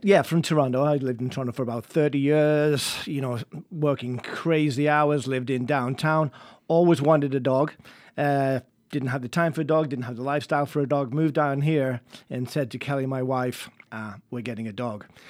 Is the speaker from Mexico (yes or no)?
no; England, United Kingdom; moved away; I'm English